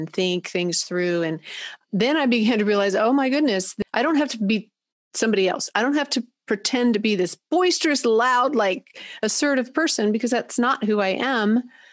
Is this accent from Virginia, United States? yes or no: yes; Christiansburg, Virginia, United States; from Christiansburg, Virginia